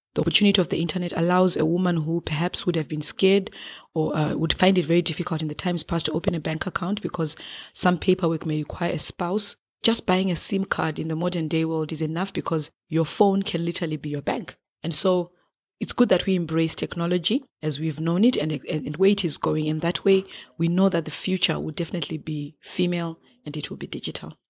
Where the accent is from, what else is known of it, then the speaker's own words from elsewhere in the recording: Harare, Zimbabwe; I'm from Zimbabwe and from the capital city of Harare.